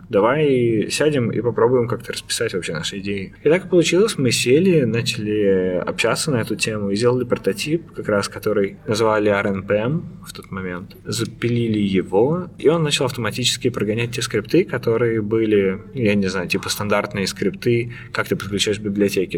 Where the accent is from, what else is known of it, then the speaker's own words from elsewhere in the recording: Khimki, Moscow Oblast, Russia; moved away as an adult; now in Amsterdam, Netherlands; я сам, ну, не из самой Москвы, я сам из Химок